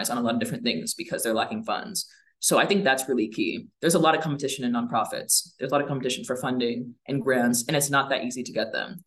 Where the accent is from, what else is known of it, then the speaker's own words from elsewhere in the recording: West Lafayette, Indiana, United States; I'm going to Purdue right now and I'm from West Lafayette. I went to high school in West Lafayette